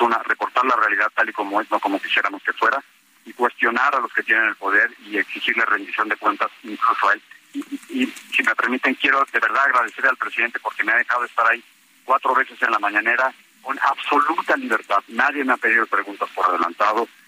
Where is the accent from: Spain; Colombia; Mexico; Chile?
Mexico; todos somos mexicanos